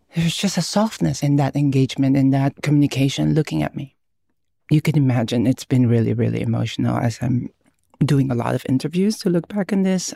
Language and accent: English; Philippines; now in United States; I was born and raised in the Philippines. I lived half my life there